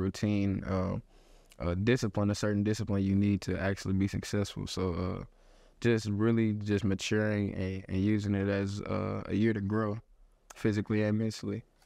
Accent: Houston, Texas, United States; moved away; born, born and raised in Houston, Texas

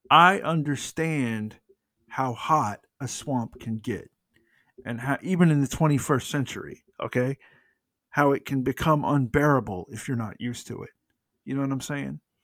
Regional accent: United States; I'm an American.

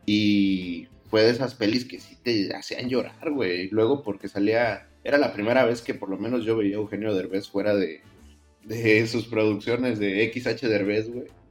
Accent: Mexico

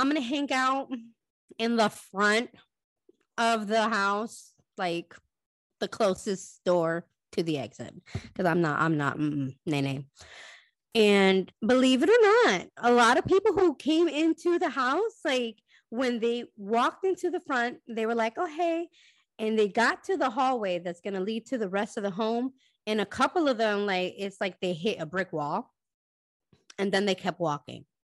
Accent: Connecticut, United States; now in Florida, United States; I am originally from Connecticut as well

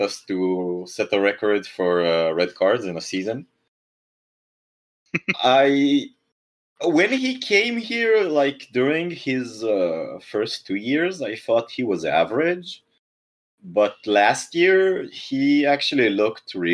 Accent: Israel; our national dish is falafel, and we stole falafel from Egypt. It doesn't originate from here.

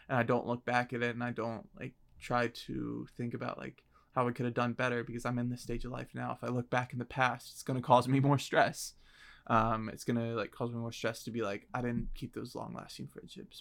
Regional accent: Virginia, United States; I'm from Virginia

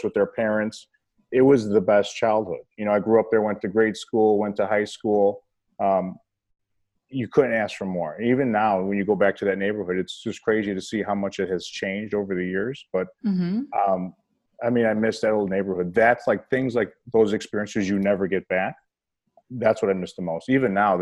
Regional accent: Berwyn, Illinois, United States; also born or lived in Cicero, Illinois; We lived a little bit in Cicero, and then we moved to Berwyn

